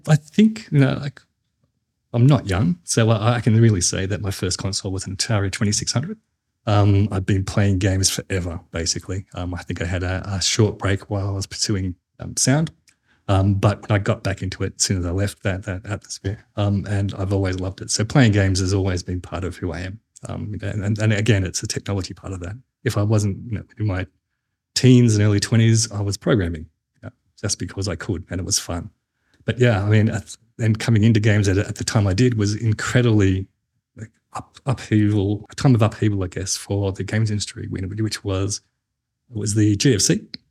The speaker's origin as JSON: {"language": "English", "region": "New South Wales", "country": "Australia", "said": "I'm not from South Australia. I'm from New South Wales"}